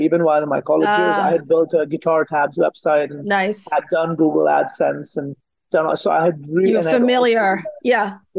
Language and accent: English; India; moved away as an adult; now in United States; I grew up in India.